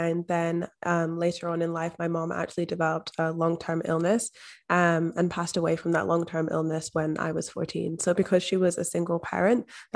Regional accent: Scotland, United Kingdom; moved away as an adult; now in Australia; I'm actually from Scotland, but based in Australia. So I've been here for the past 5 years.

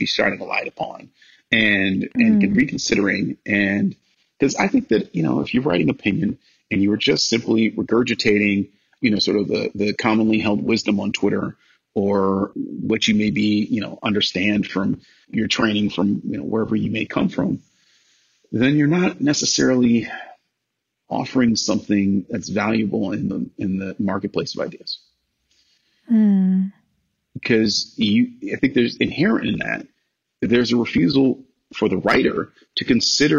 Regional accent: Cleveland, Ohio, United States; moved away as an adult; also born or lived in Los Angeles; I'm a kid from Cleveland

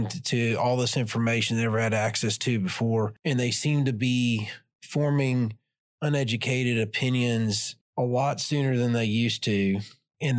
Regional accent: Deep South, United States; moved away; I grew up in the South, in the Deep South

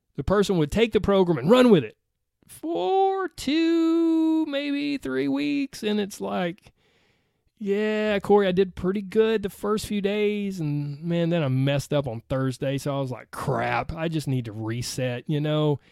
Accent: the South, Southern United States, United States; accent: Southern; my Southern accent

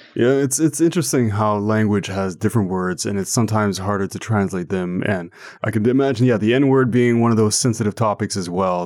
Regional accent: Ottawa, Ontario, Canada; first language French; English is a second language; I'm from Canada, and more specifically Ottawa

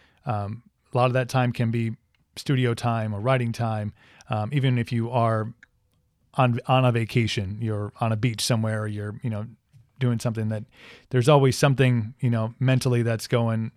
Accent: Wisconsin, United States; I'm from Wisconsin and we get like 4 days of summer

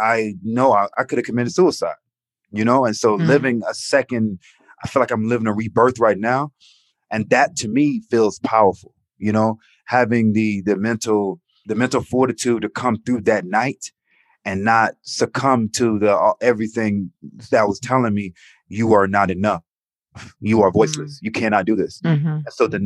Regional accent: Atlanta, Georgia, United States; growing up in Atlanta

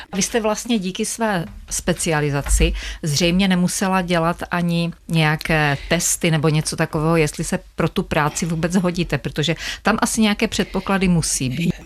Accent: Otrokovice, Zlín Region, Czechia; pocházíme ze stejného města, z Otrokovic

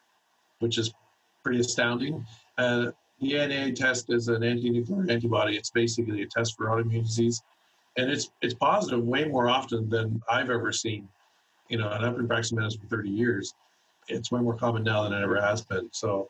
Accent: Canada; We have a standard blood requisition form that's standard for all of the province that I'm from Canada, so I practice in Canada.

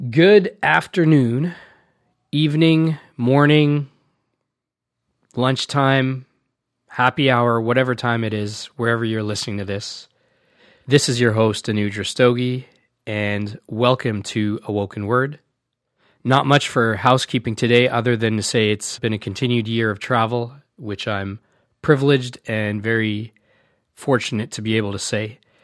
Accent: Canada; Growing up in Canada

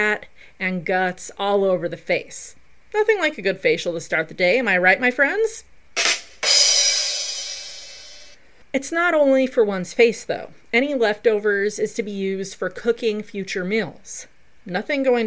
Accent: Colorado, United States; also born or lived in Del Norte, Colorado; my home state of the beautiful Colorado

